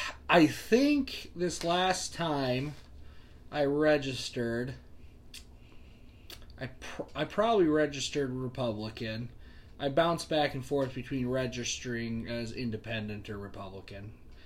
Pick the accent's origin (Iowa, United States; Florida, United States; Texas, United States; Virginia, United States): Iowa, United States; Waterloo; Well, currently I own a home in Iowa City. I've spent most of my life being raised in Waterloo, Iowa. I'll probably be moving back there fairly soon.